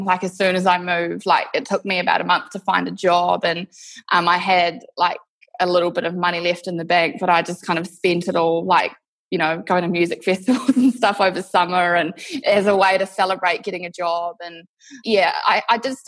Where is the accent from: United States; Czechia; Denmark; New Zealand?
New Zealand; moved away as an adult; now in Perth, Australia; I'm actually from New Zealand originally. I moved to Perth, Western Australia 6 years ago